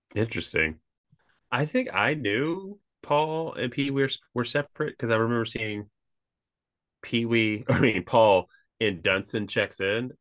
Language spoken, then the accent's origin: English; Kentucky, United States; growing up in Kentucky